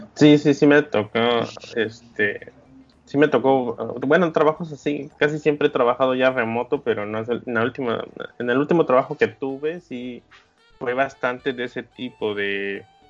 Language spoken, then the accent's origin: Spanish; Mexico